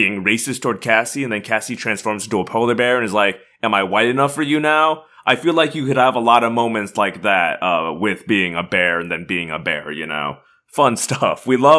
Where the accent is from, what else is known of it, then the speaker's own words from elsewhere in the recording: Missouri, United States; I grew up in Missouri, swimming in backcountry rivers